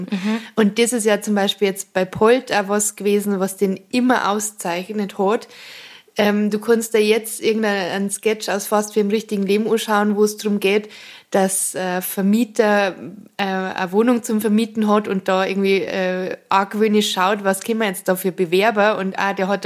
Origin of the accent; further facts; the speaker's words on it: Bavaria, Germany; accent: Bavarian; first language Bavarian; Und für mich ist das Bayerische einfach meine erste Sprache so.